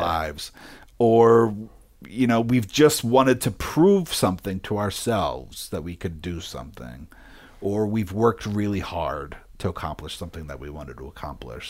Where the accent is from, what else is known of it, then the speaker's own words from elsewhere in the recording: Philadelphia, Pennsylvania, United States; moved away; also born or lived in upstate New York; I grew up in Philadelphia, and then when my mom did remarry, we left Philadelphia